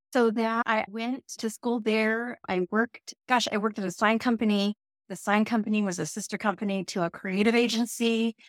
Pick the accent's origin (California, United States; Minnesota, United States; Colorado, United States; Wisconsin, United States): California, United States; Yurok Indian Reservation, Northern; moved away; I grew up on the York Indian Reservation in a very, very, very rural area in Northern California